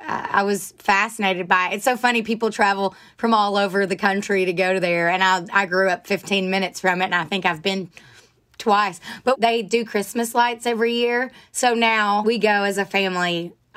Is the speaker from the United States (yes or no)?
yes; Rossville, Georgia, United States; now in Nashville, United States; I grew up at the end of a dead end, backed up to these woods.